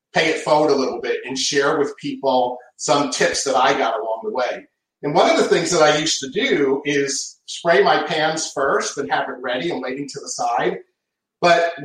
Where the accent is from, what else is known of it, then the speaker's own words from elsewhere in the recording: New England, United States; moved away; Growing up in the Northeast